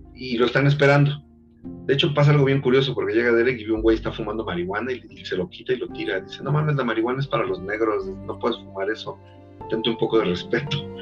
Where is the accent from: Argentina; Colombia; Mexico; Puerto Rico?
Mexico